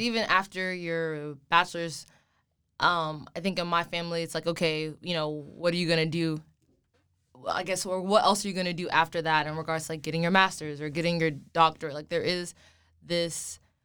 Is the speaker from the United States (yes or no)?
yes; Plano, Texas, United States; I grew up in Plano, Texas, which is outside of Dallas